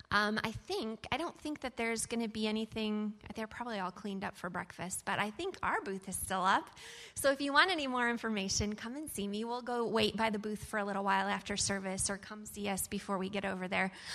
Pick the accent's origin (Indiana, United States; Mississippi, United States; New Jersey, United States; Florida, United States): Indiana, United States; Fort Wayne; I'm from Fort Wayne, Indiana.